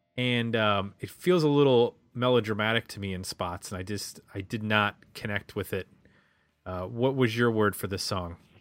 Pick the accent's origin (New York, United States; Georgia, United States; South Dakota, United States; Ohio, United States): Ohio, United States; I'm from Ohio